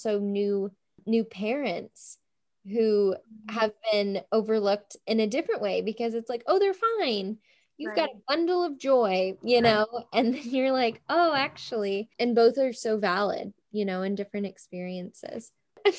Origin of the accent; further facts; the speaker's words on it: Tennessee, United States; I'm from Tennessee